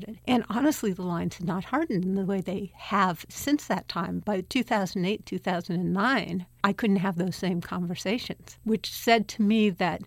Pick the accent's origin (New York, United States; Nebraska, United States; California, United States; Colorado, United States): California, United States; Berkeley; I was born in Berkeley and I lived other places in my 20s, but I came back